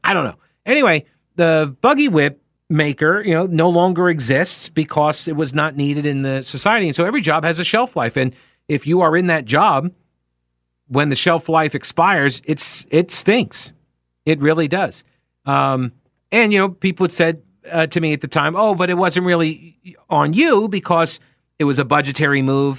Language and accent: English; United States; as an American